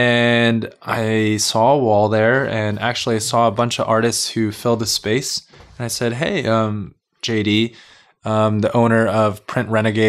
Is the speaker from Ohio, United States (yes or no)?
no; Carson, California, United States; LA based, yeah. Born and raised here in Carson.